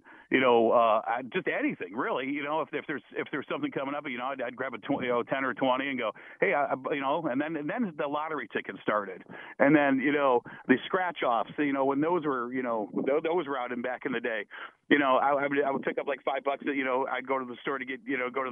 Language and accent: English; Toledo, Ohio, United States; I grew up in Toledo, Ohio